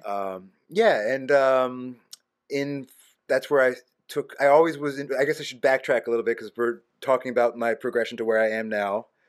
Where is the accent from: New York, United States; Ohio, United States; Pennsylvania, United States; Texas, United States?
Pennsylvania, United States; Havertown; I lived in Havertown